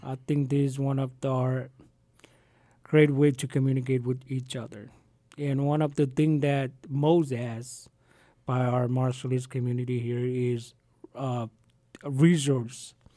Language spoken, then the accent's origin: English; Marshall Islands; now in Arkansas, United States; I have land right in Namrick. I was born in Namrick.